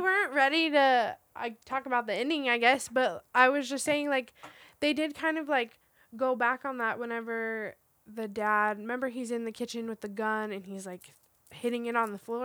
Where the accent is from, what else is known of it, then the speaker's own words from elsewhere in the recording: Roswell, New Mexico, United States; I grew up in Roswell, New Mexico, which is, like, the big alien capital of the world